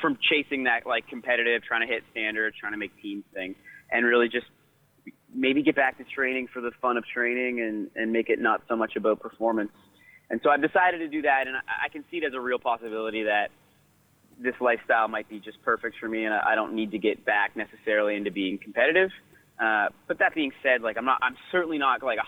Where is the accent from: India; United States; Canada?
Canada; now in Victoria, Canada; as Canadian runners